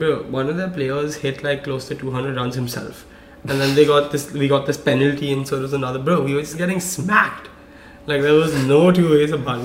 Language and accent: English; India; moved away; growing up in India, you know, I played cricket